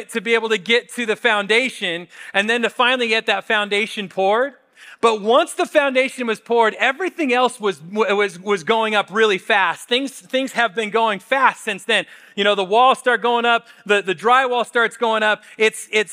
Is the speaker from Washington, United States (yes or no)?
yes; Spokane, Washington, United States; I grew up in Spokane.